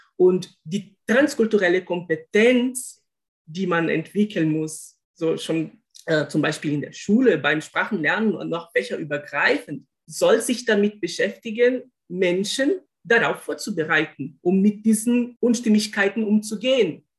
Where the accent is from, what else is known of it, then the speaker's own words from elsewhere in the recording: Brazil; German is a second language; moved away; dass ich mich als Brasilianer bezeichne